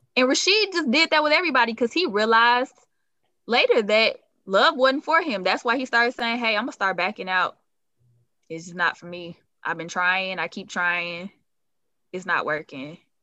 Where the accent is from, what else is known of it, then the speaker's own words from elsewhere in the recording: Chicago, Illinois, United States; I'm from Chicago, so even with family